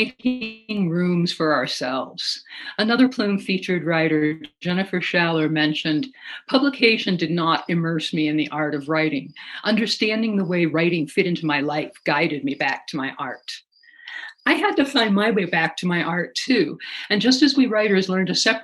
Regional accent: Alaska, United States; growing up in Alaska

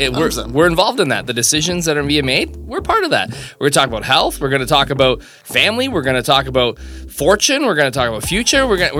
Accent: St. Thomas, Ontario, Canada; I'm local to the area as well. Born and raised St. Thomas. Married, couple kids.

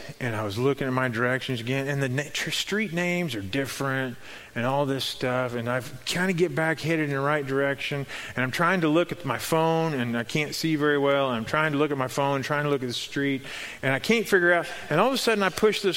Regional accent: Missouri, United States; I was from Missouri

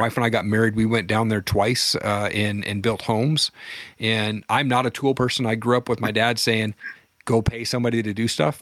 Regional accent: Washington, United States; There was a community college where I grew up in Washington

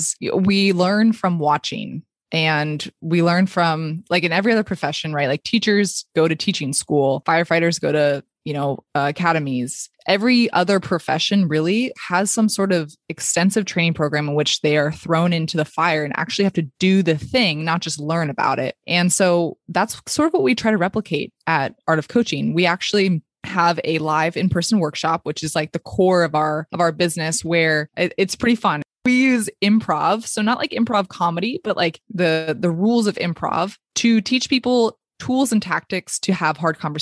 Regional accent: Palo Alto, California, United States; moved away as an adult; it was in my hometown where my family still is. So I packed up my bags, came back to Palo Alto

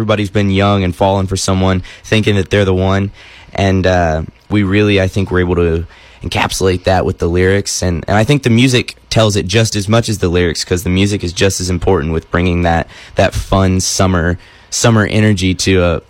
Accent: Nashville, Tennessee, United States; also born or lived in Missouri; I am 18 years old. I'm from Nashville, Tennessee, but I've spent my fair share of time here in Missouri. My dad's from here

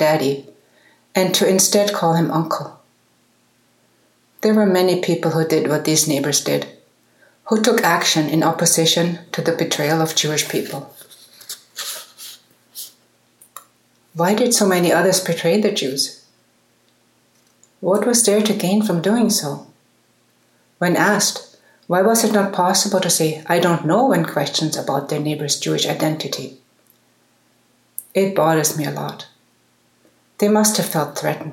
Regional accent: Munich, Bavaria, Germany; I love my hometown

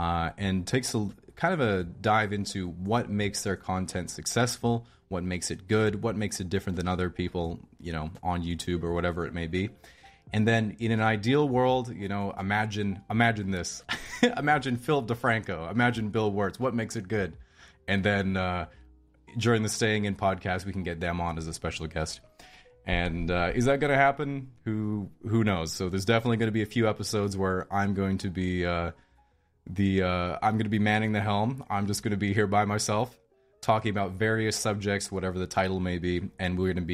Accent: Victoria, British Columbia, Canada; also born or lived in Hobart, Tasmania, Australia; I was born in Victoria, British Columbia, Canada, over here on the West Coast. I say over here because I'm living here now. But when I was about 5 years old, I went with my mom to live in Australia.

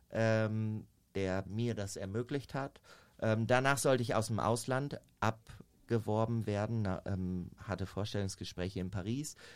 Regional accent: Minden, North Rhine-Westphalia, Germany; ich komme aus Minden. Das liegt zwischen Bielefeld und Hannover. Bin mhm. da tatsächlich auf dem Bauernhof groß geworden.

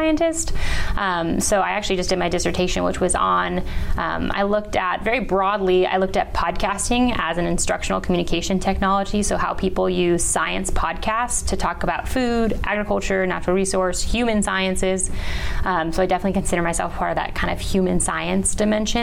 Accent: just south of San Francisco, Bay Area of California, United States; moved away as an adult; also born or lived in San Luis Obispo, California; now in Florida, United States; I was born and raised right by San Francisco.

